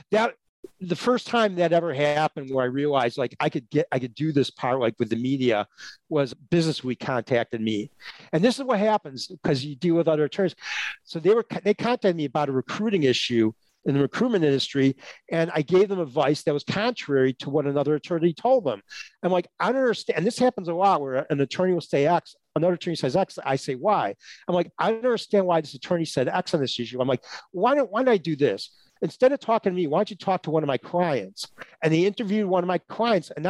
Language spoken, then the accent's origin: English; Chicago, Illinois, United States; I grew up in Chicago, right? Chicago's not that fast paced of a city, but still a big city.